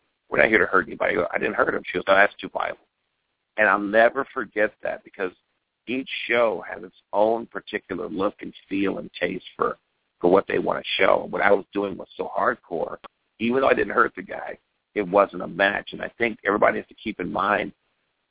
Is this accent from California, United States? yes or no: yes; West Covina, California, United States; also born or lived in Milwaukee, Wisconsin; I was originally born in Milwaukee, but I got here when I was 6 months old. So I grew up right here in Pasadena, in a little city called West Covina